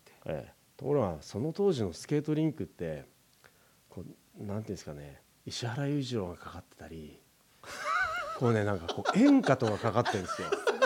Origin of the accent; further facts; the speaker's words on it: Aizu, Fukushima, Japan; moved away